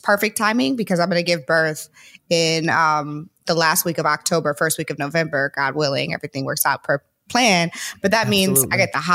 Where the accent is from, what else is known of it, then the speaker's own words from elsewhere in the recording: St. Louis, Missouri, United States; also born or lived in California; now in Nashville, United States; I'm from St. Louis originally